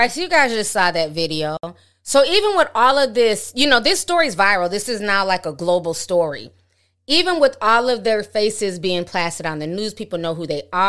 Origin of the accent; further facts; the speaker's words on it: New York City, New York, United States; accent: Harlem / New York; in my Harlem accent